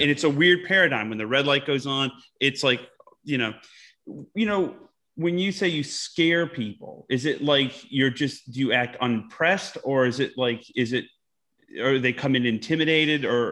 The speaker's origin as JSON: {"language": "English", "town": "Utica", "region": "New York", "country": "United States", "tie": "born or raised there", "said": "I grew up in a little town called Utica, New York."}